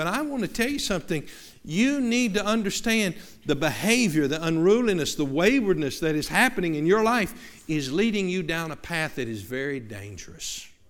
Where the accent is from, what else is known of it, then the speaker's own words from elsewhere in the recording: the South, United States; moved away; we're from the South